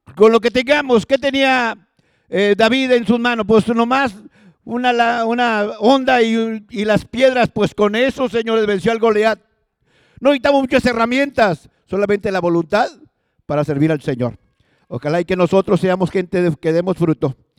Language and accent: Spanish; Los Ramones, Nuevo León, Mexico; Yo me acuerdo de mi infancia. Yo soy de los Ramones